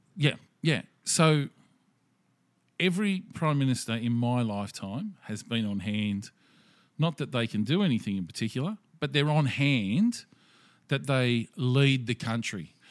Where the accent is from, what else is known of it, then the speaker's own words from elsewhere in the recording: Australia; being Australian